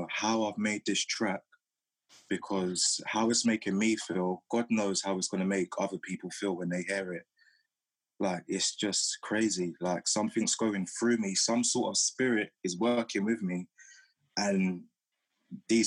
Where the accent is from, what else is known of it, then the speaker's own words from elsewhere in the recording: London, United Kingdom; my time growing up in South London